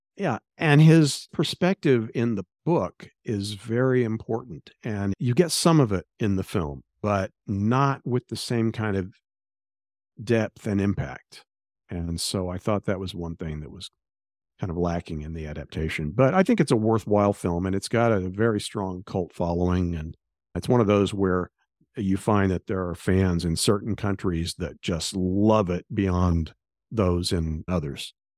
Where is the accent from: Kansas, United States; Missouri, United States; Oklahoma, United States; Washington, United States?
Oklahoma, United States; Tulsa; in Tulsa, my hometown